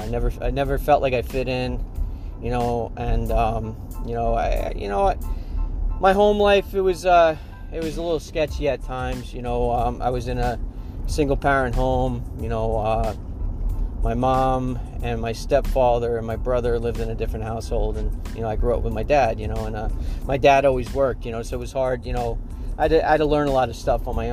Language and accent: English; Long Island, New York, United States; moved away as an adult; now in Pennsylvania, United States; I grew up on Long Island, New York